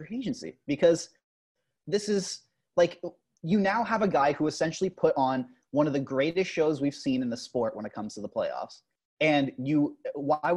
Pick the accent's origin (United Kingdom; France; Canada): Canada; We're Canadian